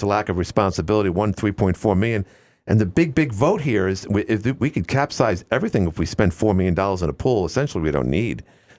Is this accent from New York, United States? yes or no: yes; New York City, New York, United States; now in Watertown, United States; I'm from Queens. My parents, my whole family is from Brooklyn, from Bay Ridge.